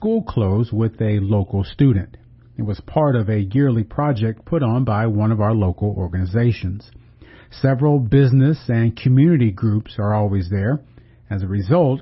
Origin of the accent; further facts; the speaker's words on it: Galveston, Texas, United States; now in Corpus Christi, United States; my hometown of Galveston